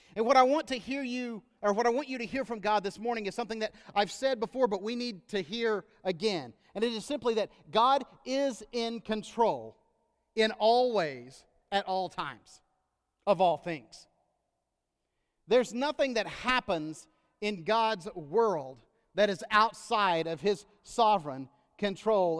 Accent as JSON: {"language": "English", "country": "United States", "said": "as an American that loves this country, uh, and that is always happy to return home"}